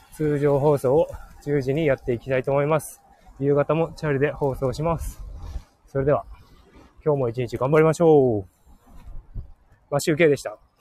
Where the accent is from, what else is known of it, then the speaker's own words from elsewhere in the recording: Hokkaido, Japan; 僕はすごい、北海道の田舎に育って